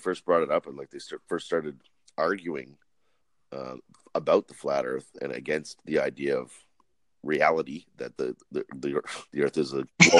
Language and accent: English; Ottawa, Ontario, Canada; I'm from the center of the universe. I'm from the capital of Canada, Ottawa, Ontario.